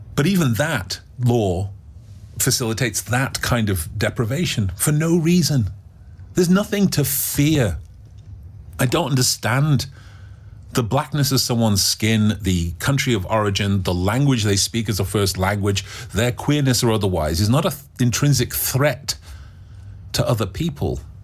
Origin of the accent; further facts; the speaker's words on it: England, United Kingdom; In England, do you know what our national dish is? Indian food.